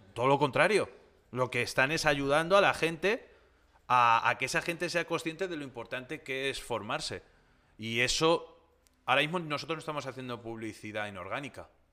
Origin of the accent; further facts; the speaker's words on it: Tomelloso, Castilla-La Mancha, Spain; mi tierra, ya que yo soy de Tomelloso, de Ciudad Real